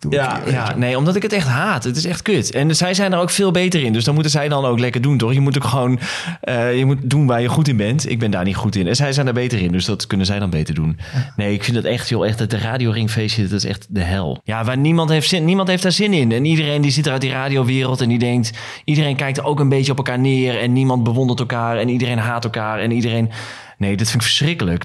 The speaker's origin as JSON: {"language": "Dutch", "town": "Emmen", "region": "Drenthe", "country": "Netherlands", "tie": "born or raised there", "also_born_or_lived": "Hilversum", "moved": "as an adult", "said": "Ik kwam inderdaad uit Emmen en... 23, eh, ging naar Hilversum."}